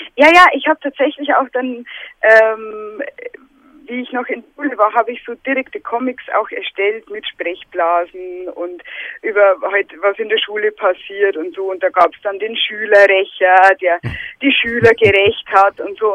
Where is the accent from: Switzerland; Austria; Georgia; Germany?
Germany; Lower Bavaria; accent: Bavarian